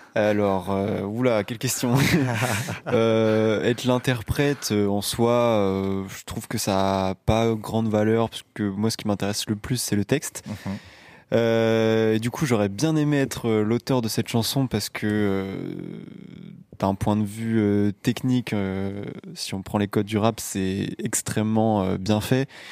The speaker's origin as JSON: {"language": "French", "town": "Belle-Île-en-Mer", "region": "Brittany", "country": "France", "moved": "yes", "lives_now": "L'Aigle, France", "said": "je viens de Belle-Île-en-Mer"}